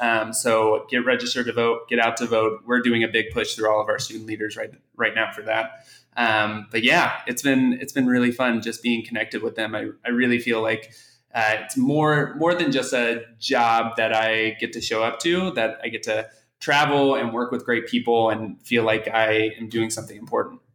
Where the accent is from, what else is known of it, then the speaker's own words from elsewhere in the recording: Oklahoma City, Oklahoma, United States; moved away as an adult; also born or lived in Kansas / New York City; now in Washington, D.C., United States; I'm originally from Oklahoma City, born and raised